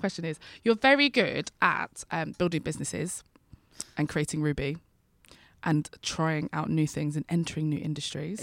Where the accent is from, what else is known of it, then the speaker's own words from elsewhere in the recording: London, United Kingdom; I'm a Londoner, I'm an East Londoner